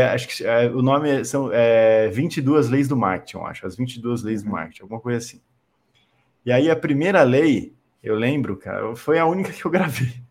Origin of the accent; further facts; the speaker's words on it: Itu, São Paulo, Brazil; moved away as an adult; now in São Paulo, Brazil; eu sou de Tu, eu sou de, Tu, interior de São Paulo.